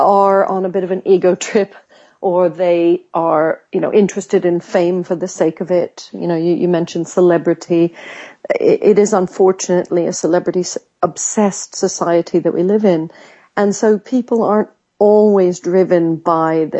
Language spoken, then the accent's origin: English; United States; now in United Kingdom; I grew up in America where sometimes people might oversell themselves